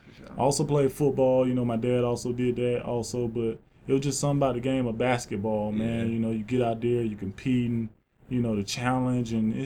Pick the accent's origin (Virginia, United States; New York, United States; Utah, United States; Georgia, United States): Georgia, United States; Yeah, South Georgia, yeah.